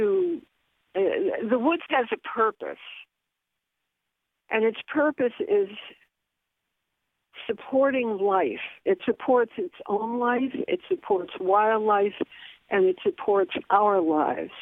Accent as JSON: {"language": "English", "town": "Bridgeport", "region": "Connecticut", "country": "United States", "tie": "born or raised there", "said": "I was born and raised in Bridgeport on the east side. I've lived here for about 60 years"}